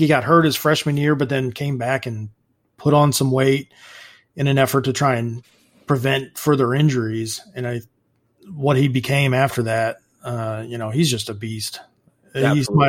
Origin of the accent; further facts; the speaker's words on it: Indianapolis, Indiana, United States; growing up in Indianapolis